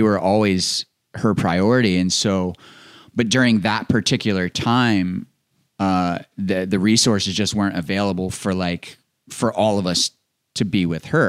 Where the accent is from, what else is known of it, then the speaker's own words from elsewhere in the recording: Maryland, United States; I grew up in Maryland